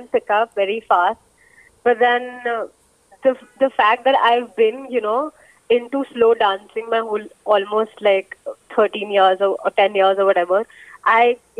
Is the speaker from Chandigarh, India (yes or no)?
yes; Chandigarh, India; moved away as an adult; also born or lived in Punjab / Bombay; I am basically from Punjab, but I would say Chandigarh because my whole schooling has been from Chandigarh